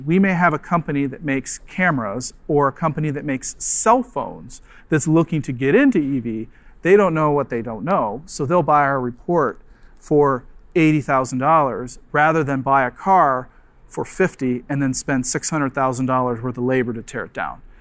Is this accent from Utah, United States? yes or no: no; Nebraska, United States; moved away; also born or lived in Michigan; I'm from Nebraska, University of Nebraska